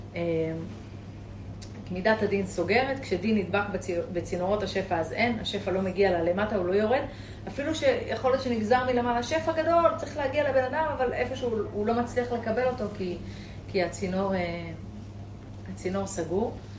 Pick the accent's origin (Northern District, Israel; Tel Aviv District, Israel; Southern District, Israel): Southern District, Israel; Eilat; אני אילתית, אני גדלתי בים